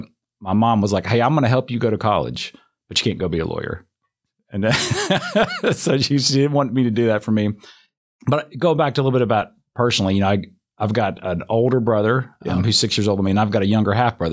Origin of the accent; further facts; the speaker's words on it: Homewood, Alabama, United States; Yeah, so if you've never been to Homewood, Alabama, it's like the quintessential southern town. And everybody who's from Homewood, Alabama loves Homewood, Alabama.